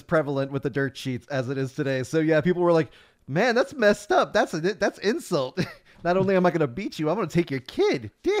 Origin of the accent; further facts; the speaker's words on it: Chicago, Illinois, United States; now in Kansas City, United States; I'm from Chicago too